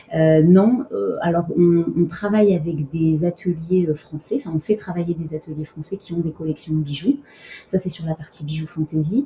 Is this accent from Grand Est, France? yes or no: no; Montpellier, Occitania, France; also born or lived in Abidjan, Côte d'Ivoire; donc après l'Afrique, j'ai grandi en province à Montpellier.